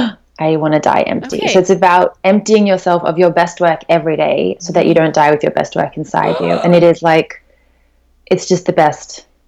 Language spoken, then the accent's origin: English; Australia; We call it poke in Australia because we're Australian